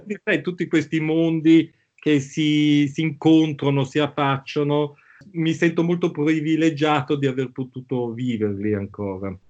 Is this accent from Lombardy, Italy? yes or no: yes; Milan, Lombardy, Italy; also born or lived in Bangkok; noi da ragazzini a Milano